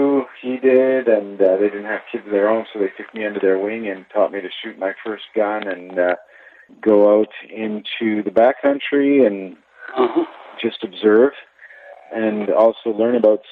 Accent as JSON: {"language": "English", "town": "Montreal", "region": "Quebec", "country": "Canada", "tie": "born or raised there", "also_born_or_lived": "Yukon", "moved": "as an adult", "lives_now": "Revelstoke, Canada", "said": "I grew up in Montreal, but I got west as soon as I could."}